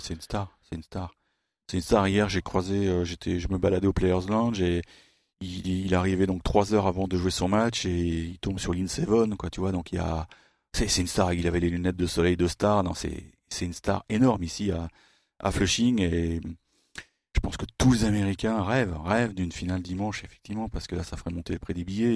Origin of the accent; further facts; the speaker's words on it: France; I'm, French.